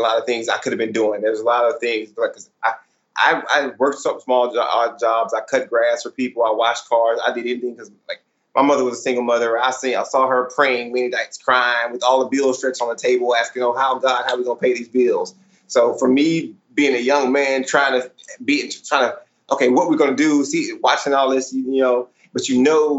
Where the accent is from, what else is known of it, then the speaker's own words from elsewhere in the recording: McNair, Texas, United States; now in Florida, United States; originally I am from Houston, Texas, right outside, east side of Houston, Texas, in a little city called McNair, Texas